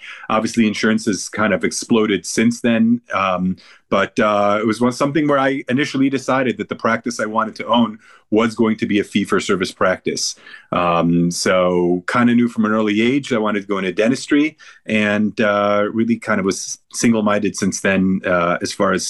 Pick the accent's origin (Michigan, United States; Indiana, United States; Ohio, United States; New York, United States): Ohio, United States; Cleveland; born there; they decided to move here, and I was born in Cleveland.